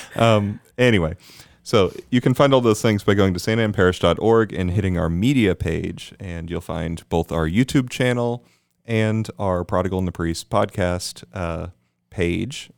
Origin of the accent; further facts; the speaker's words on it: Houston, Texas, United States; I was born in Houston.